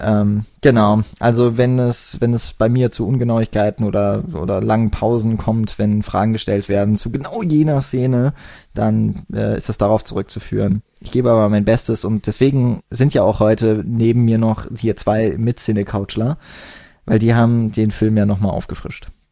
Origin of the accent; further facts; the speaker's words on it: Karlsruhe, Baden-Württemberg, Germany; ich komme nicht aus der Haupt, sondern aus der Fächerstadt Karlsruhe.